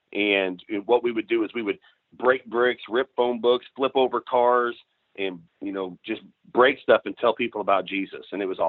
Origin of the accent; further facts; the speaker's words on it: Missouri, United States; And I grew up in Southwest Missouri. It's cattle farm, you know, it's all pastures and, you know, real big blocks of timber with pastures, not many crops at all.